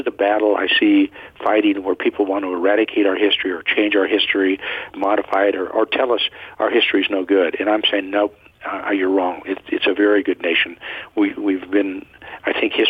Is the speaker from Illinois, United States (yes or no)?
no; California, United States; I'm a Californian